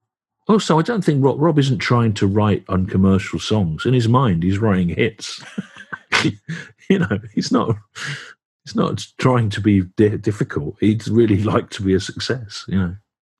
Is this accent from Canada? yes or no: no; England, United Kingdom; accent: Midlands; moved away; I've not lived in the Midlands for 33 years, you know. But I found my accent would get stronger and stronger the more time I spent there, as if I was reverting back to my actual real self